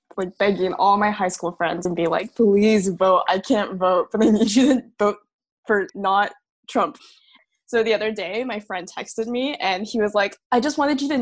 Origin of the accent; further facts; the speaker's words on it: Texas, United States; now in Canada; I'm from Texas